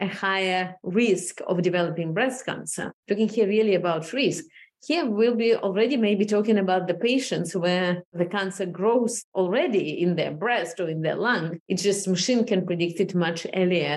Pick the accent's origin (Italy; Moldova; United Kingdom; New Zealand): Moldova; moved away as an adult; also born or lived in Israel; now in United States; I was 20 actually when I moved to Israel, moving through different cultures and kind of observing personally, you know, how the Soviet Union fell apart and Moldova became independent and we moved to Israel